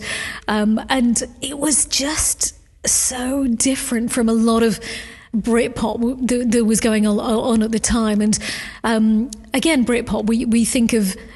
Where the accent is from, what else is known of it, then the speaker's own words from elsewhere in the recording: Llandrindod Wells, Wales, United Kingdom; also born or lived in Aberystwyth; I was from Llandrindod, Wales. It was a very quiet place to grow up.